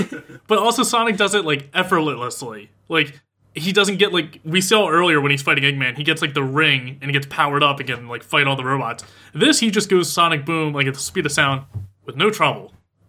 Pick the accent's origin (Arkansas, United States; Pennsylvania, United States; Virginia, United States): Pennsylvania, United States; now in Los Angeles, United States; we don't do that back in Pennsylvania where I'm from